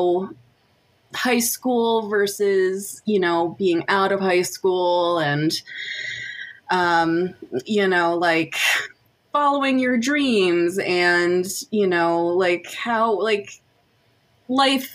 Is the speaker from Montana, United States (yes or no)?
no; Michigan, United States; we're from Michigan